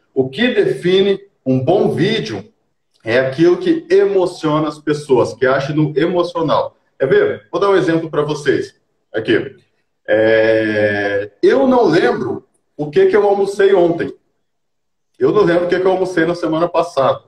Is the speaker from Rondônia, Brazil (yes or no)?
yes; Colorado do Oeste, Rondônia, Brazil; eu nasci aqui em Colorado do Oeste mesmo, né? É, uhum. Nascido e criado aqui na terrinha